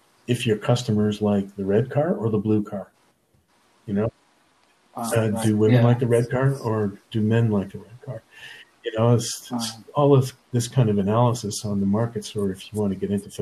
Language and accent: English; Nova Scotia, Canada; moved away; I'm originally from Nova Scotia